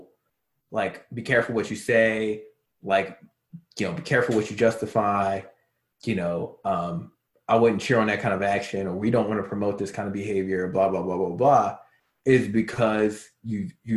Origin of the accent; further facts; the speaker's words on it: Baltimore, Maryland, United States; now in Arizona, United States; not Chicago, Baltimore